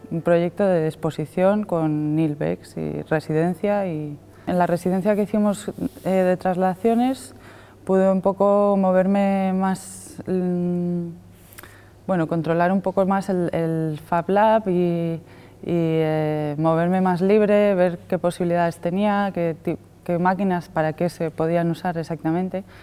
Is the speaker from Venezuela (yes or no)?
no; Madrid, Community of Madrid, Spain; now in Asturias, Spain; vengo de Madrid. He llegado a Asturias hace mm, tres años, más o menos